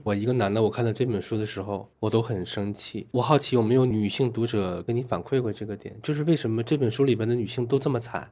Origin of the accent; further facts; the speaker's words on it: Shenyang, Liaoning, China; now in Beijing, China; 因为我是在这长大的嘛